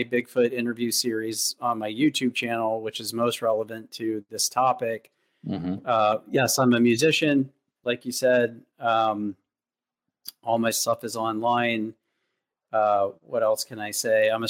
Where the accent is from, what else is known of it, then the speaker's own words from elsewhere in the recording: Douglassville, Pennsylvania, United States; moved away as an adult; also born or lived in West Coast; I'm from the East Coast originally, the Philadelphia area. And an hour outside of that. Yeah, I grew up in a very rural town, Douglasville.